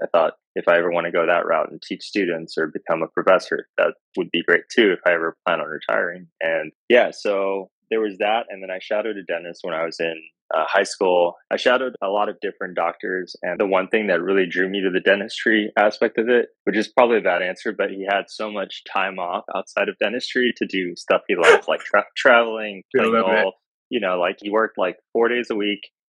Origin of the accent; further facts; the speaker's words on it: Houston, Texas, United States; moved away as an adult; also born or lived in Africa; now in Austin, United States; I'm originally from Houston, but I was born in Africa.